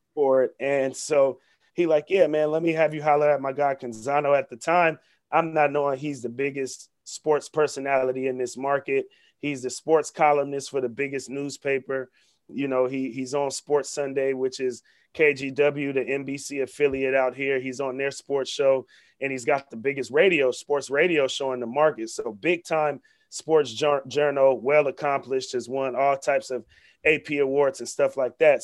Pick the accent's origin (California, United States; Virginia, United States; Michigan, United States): California, United States; Vallejo; my partner Zay, who I grew up with in North Vallejo since we was six, seven years old